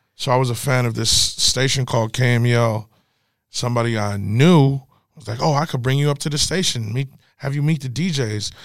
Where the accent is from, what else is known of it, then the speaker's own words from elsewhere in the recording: the Bay Area, California, United States; Growing up in the Bay, we had our lingo